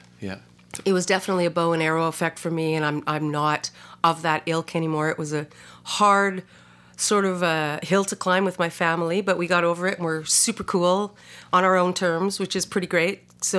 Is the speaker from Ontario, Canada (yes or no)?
no; Vancouver, British Columbia, Canada; born there; I was born in Vancouver and we were Canadian. We traveled all over Canada, but also in the States quite a bit too